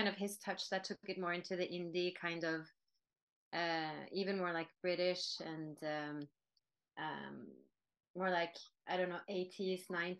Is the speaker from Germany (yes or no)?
no; Norway; English is a second language; Norwegians have been influenced by music from other countries for a very long time.